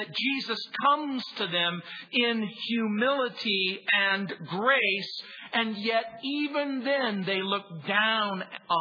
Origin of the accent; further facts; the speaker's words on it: Southern California, United States; also born or lived in New Orleans, Louisiana; Grew up in Southern California